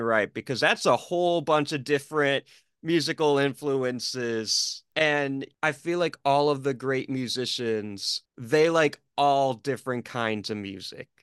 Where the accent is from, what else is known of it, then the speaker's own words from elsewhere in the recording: Detroit, Michigan, United States; I'm being from Detroit